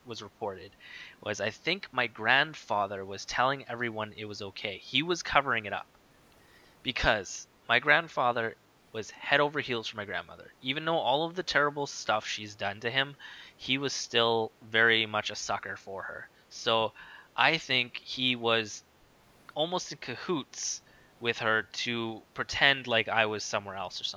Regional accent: Winnipeg, Manitoba, Canada; I grew up in North Kildonan, so right where I am right now, basically.

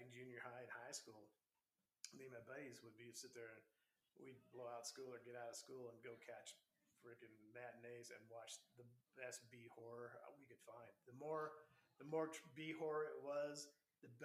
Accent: Texas, United States; Texas, being it's my home state.

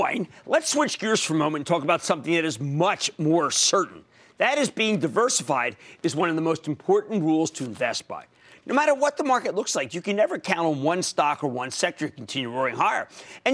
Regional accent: Pennsylvania, United States; my home state of Pennsylvania

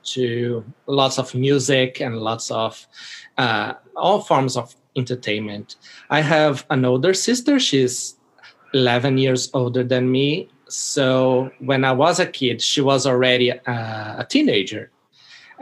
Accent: Brazil; I was born in Brazil

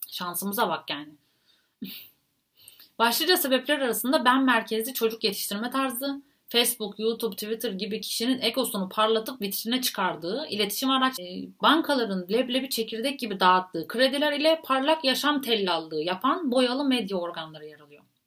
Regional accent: Turkey

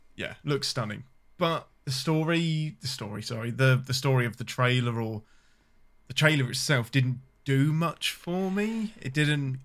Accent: England, United Kingdom; I'm your Englishman

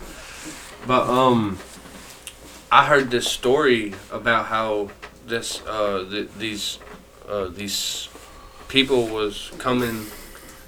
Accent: Marshall, Texas, United States; moved away; I am from Texas. Marshall, Texas. It is 12 hours away

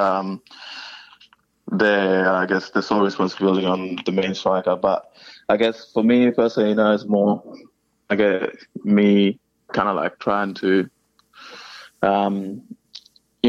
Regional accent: Melbourne, Victoria, Australia; I am from Melbourne. You know, I grew up watching Melbourne Victory.

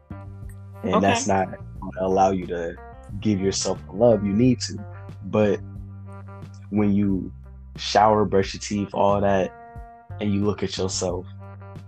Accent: Detroit, Michigan, United States; now in Ohio, United States; I currently live in Ohio, but I am originally from Detroit, Michigan.

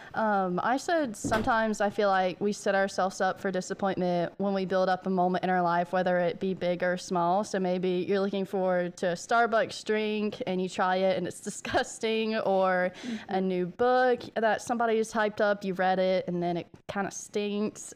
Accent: American South, United States; accent: southern American; It's southern

